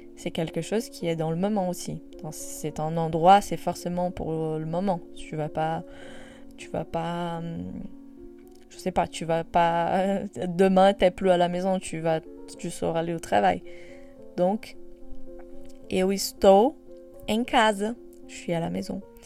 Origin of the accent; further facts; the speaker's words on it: Brazil; moved away; même si après je deviens française euh, parce que je demande la nationalité, bah, en soi, je reste brésilienne